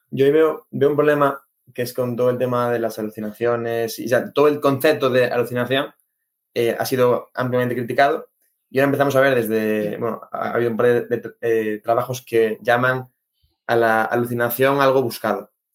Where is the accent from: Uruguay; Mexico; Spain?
Spain; Galicia; moved away; aquí en Galicia, bueno, aquí no, yo vengo de Galicia